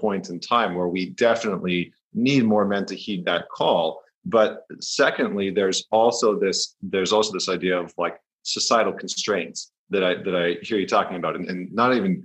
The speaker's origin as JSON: {"language": "English", "region": "Northern Alberta", "country": "Canada", "tie": "born or raised there", "also_born_or_lived": "New York", "moved": "as an adult", "said": "I grew up in Northern Alberta in Canada"}